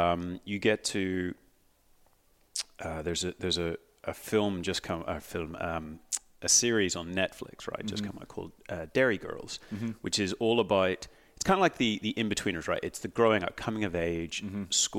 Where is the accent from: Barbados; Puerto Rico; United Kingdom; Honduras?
United Kingdom; Northern Ireland; moved away as an adult; also born or lived in Peterborough, England; now in Australia; so I was born in Peterborough, 35 odd years ago in England, and then pretty much immediately went to Northern Ireland, was raised, and then, you know, come 18, left like everyone else does in Ireland